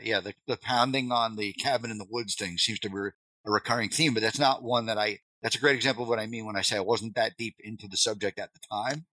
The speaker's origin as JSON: {"language": "English", "area": "Long Island", "region": "New York", "country": "United States", "tie": "born or raised there", "moved": "as an adult", "said": "I grew up in Long Island, so that's where I'm from."}